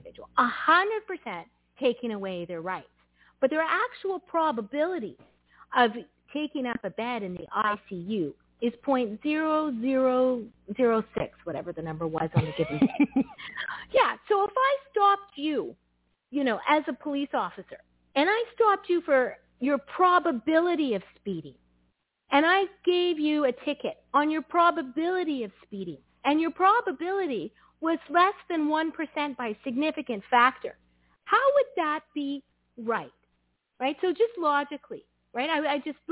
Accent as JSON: {"language": "English", "region": "northern Ontario", "country": "Canada", "accent": "Canadian", "moved": "yes", "lives_now": "Mississauga, Canada", "said": "When I go up north where I'm from, I come back speaking entirely different for about 3 weeks"}